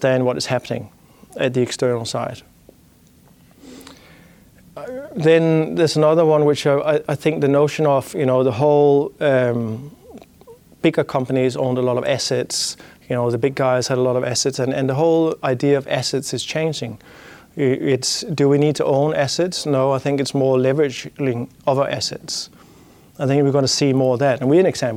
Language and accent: English; Denmark; accent: Danish; English is a second language; my Danish accent